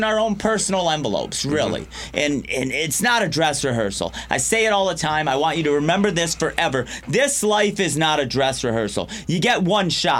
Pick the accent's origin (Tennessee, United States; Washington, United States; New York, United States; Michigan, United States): Michigan, United States; Riverview; my hometown of Riverview, Michigan, about 20 minutes south of Detroit